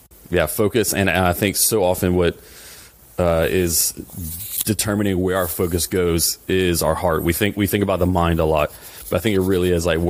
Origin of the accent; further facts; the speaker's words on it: South Louisiana, United States; we're both from South Louisiana